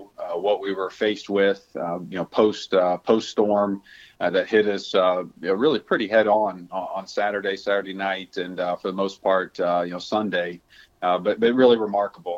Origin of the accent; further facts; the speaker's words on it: South Louisiana, United States; moved away; I'm from South Louisiana originally, and most of my family lives in the southern parts of that state